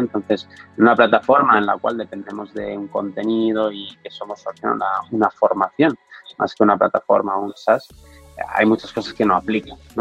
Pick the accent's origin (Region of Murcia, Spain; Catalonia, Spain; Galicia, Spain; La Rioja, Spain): Catalonia, Spain; Barcelona; moved away as an adult; now in Madrid, Spain; vengo de Barcelona